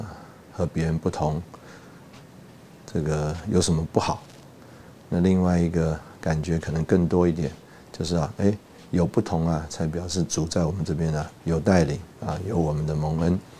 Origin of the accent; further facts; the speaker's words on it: Taiwan; now in Russia; 我因为我们从台湾来，那也有很多弟兄姊妹啊，对我们非常的关心照顾